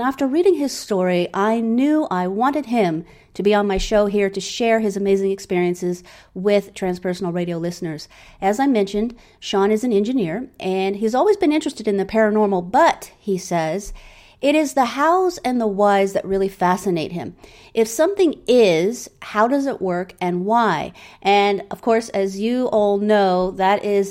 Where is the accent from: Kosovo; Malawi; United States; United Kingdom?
United Kingdom; England; also born or lived in Germany; I grew up in England. I was raised agnostic